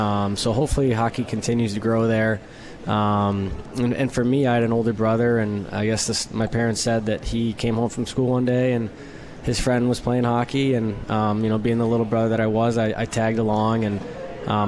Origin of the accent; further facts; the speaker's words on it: Cleveland, Ohio, United States; moved away as an adult; now in Utica, United States; my whole life, growing up in Cleveland